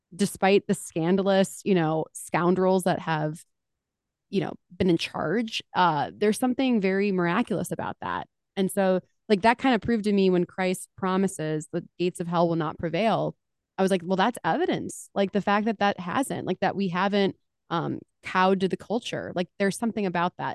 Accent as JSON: {"language": "English", "town": "Mentor", "region": "Ohio", "country": "United States", "also_born_or_lived": "Washington, D.C.", "moved": "as an adult", "said": "I'm from Mentor, Ohio, so I'm from Cleveland"}